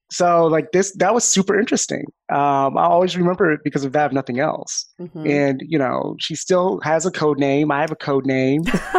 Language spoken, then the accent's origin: English; Florida, United States; I'm from Florida.